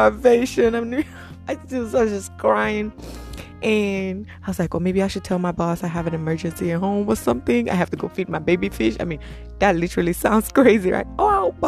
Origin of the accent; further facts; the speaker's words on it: Nigeria; I'm from Nigeria